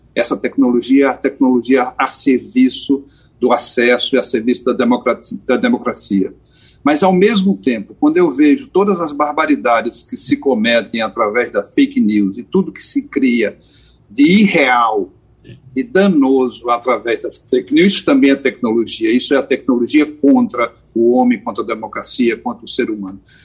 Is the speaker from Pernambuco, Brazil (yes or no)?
yes; Caruaru, Pernambuco, Brazil; also born or lived in Porto Alegre; Eu sou um cara que nasceu em Caruaru, então sou um cara do interior.